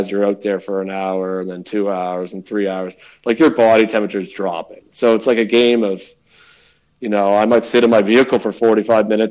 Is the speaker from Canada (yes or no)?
yes; Nova Scotia, Canada; I was born in Canada